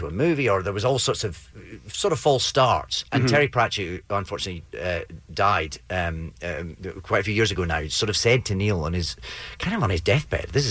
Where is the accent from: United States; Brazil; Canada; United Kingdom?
United Kingdom; Paisley, Scotland; I was from Paisley. That's not somewhere actors come from. You know, I was a little sort of Scottish person